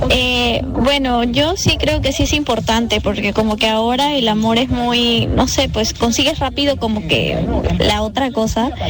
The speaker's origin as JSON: {"language": "Spanish", "town": "Chiclayo", "region": "Lambayeque", "country": "Peru", "said": "Hola chicos, soy de Chiclayo"}